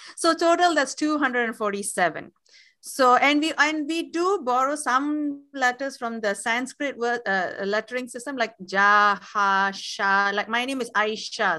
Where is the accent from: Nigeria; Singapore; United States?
Singapore; first language Tamil; Tamil is my mother tongue. However, I do consider both Tamil and English to be my first languages, mainly because Singapore does have four national languages.